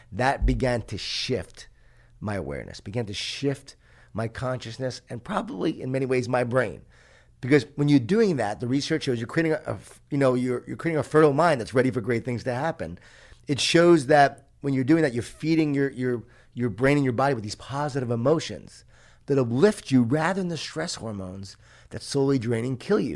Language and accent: English; Long Island, New York, United States; I grew up in Lo-, Long Island, New York, a Jewish Italian family